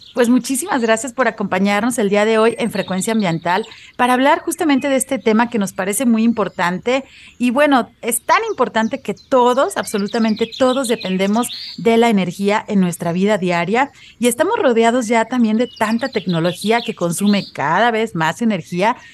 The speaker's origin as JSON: {"language": "Spanish", "country": "Mexico"}